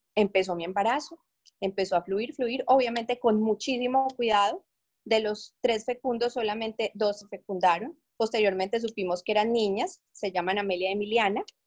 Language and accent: Spanish; Medellín, Antioquia, Colombia; moved away as an adult; also born or lived in Bogotá, Colombia; now in Panama; soy de Medellín, pero por circunstancias de la vida y por mi esposo, viví en Bogotá muchísimos años y ahora eh, les estoy hablando desde Panamá